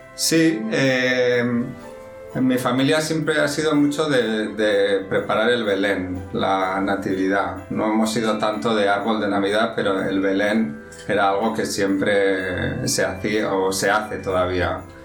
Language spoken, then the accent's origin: Spanish; San Sebastián, Basque Country, Spain; moved away as an adult; also born or lived in London; now in Madrid, Spain; soy español, nací en San Sebastián, que está en el norte de España pero ya llevo muchos años fuera de San Sebastián